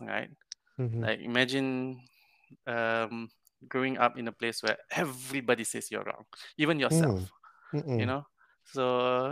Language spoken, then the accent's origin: English; Malaysia; Growing up in Malaysia